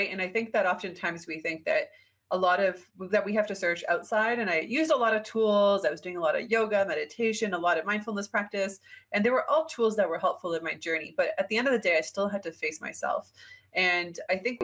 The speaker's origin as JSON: {"language": "English", "country": "Canada", "moved": "as an adult", "said": "I'm Canadian"}